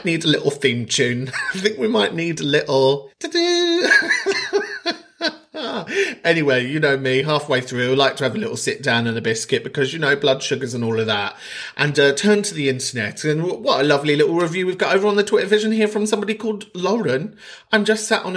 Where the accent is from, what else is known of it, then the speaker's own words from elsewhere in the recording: Donegal, Ulster, Ireland; I'm from Donegal, the homeland, the motherland